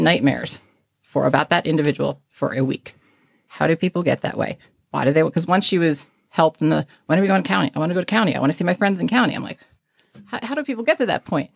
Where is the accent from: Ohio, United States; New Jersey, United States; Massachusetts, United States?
New Jersey, United States; Caldwell; also born or lived in Texas; So I did grow up in North Jersey, small town, and moved one county away, which is only five minutes from that small town